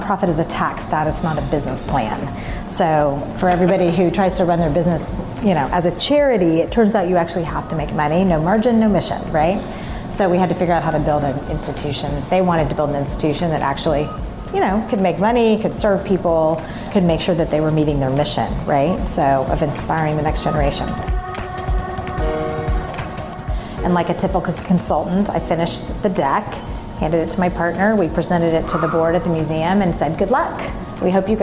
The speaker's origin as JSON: {"language": "English", "town": "Dallas", "region": "Texas", "country": "United States", "tie": "born or raised there", "said": "I grew up in Dallas"}